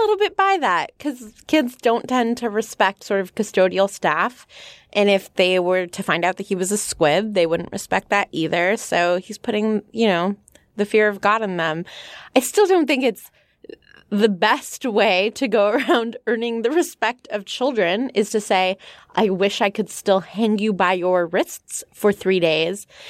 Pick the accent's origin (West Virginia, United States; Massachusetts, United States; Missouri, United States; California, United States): California, United States; I come from California